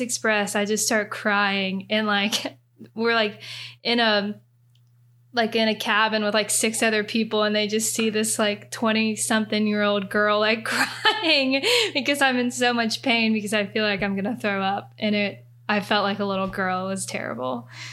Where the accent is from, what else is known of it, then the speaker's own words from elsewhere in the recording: near Kings Island, Ohio, United States; I grew up near Kings Island